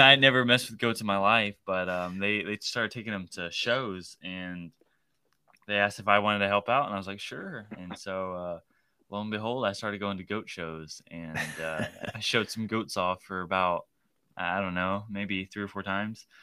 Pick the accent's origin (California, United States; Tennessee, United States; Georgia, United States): Tennessee, United States; Shelbyville; I grew up here in Shelbyville, Tennessee